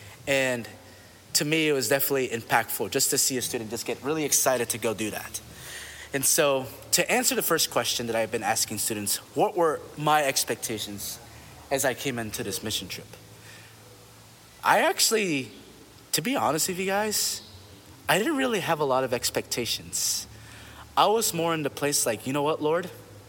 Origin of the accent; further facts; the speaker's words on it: United States; And for me, I grew up in America my whole life. I essentially am more culturally American.